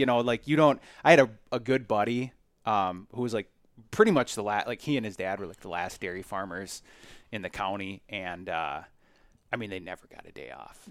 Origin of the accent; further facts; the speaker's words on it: Collin Peterson's district, Minnesota, United States; moved away; I grew up in Colin Peterson's district, um, and my parents still live there.